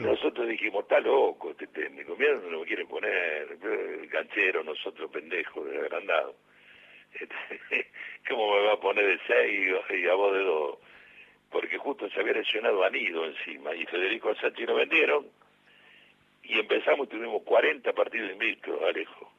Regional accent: Bahía Blanca, Buenos Aires Province, Argentina; moved away; Bellavista en el club de mi barrio

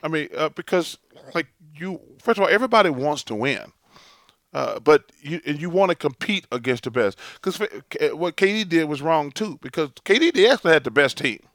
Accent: Alabama, United States; moved away; also born or lived in Philadelphia; growing up in Alabama, my grandmother, who's the greatest person in my life ever, we, you know, we grew up really poor.

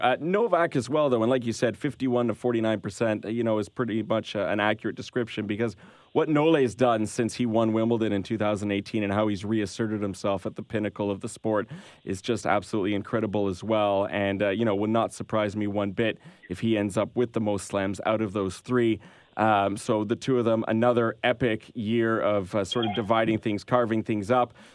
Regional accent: Canada; we're Canadian here

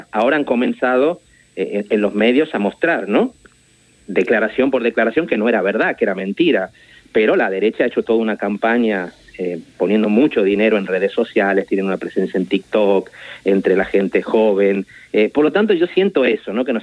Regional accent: Tucumán, Argentina; moved away as an adult; now in Barcelona, Spain; yo en realidad eh, soy tucumano de origen, soy hijo de un, de un abogado tucumano asesinado durante la dictadura. Vine a hacer mi doctorado en España a finales de los años 90. Llegué a Barcelona a comienzos del 2000

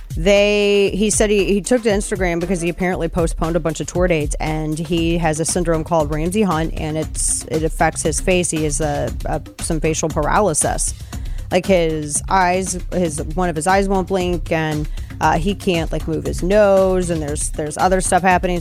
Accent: Southern Missouri, United States; We're both from Southern Missouri.

